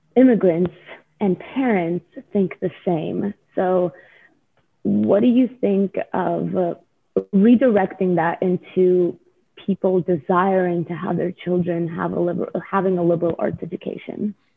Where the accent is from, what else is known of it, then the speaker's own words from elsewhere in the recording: Russia; now in United States; I'm from Russia, and my parents automatically, whenever we moved to America